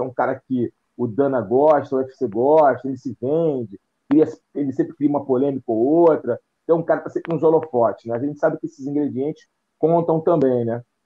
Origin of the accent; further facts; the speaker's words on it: Brazil; como brasileiro